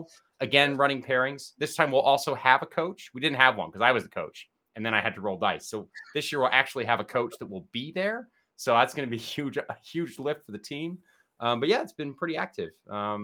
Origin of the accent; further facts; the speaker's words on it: New Jersey, United States; moved away as an adult; now in Oxford, United Kingdom; I grew up in New Jersey, very proud of New